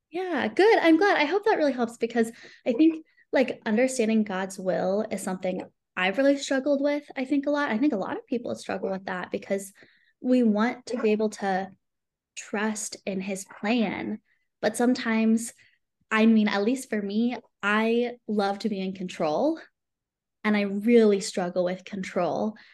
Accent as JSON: {"language": "English", "town": "San Antonio", "region": "Texas", "country": "United States", "also_born_or_lived": "Irvine, California", "moved": "as an adult", "lives_now": "Edmond, United States", "said": "I live in Edmond, Oklahoma now. And I'm originally from San Antonio, Texas."}